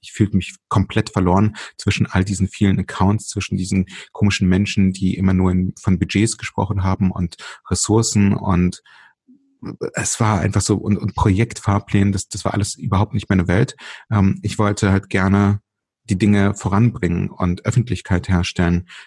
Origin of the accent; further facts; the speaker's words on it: Berlin, Germany; also born or lived in Ukraine (Soviet Union); als wir 1984 und ich war damals äh, vier, knapp fünf Jahre alt, ähm, aus der heute Ukraine, damals Sowjetunion, nach Deutschland gezogen sind. Wir sind damals tatsächlich schon nach Berlin gezogen